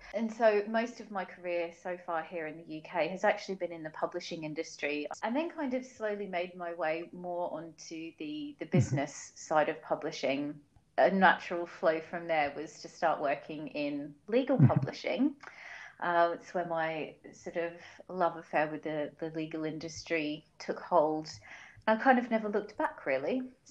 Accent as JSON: {"language": "English", "town": "Wellington Point", "region": "Queensland", "country": "Australia", "tie": "born or raised there", "said": "So I am actually originally from Australia. I was born and raised in a very small little beach town called Wellington Point in Brisbane in Queensland."}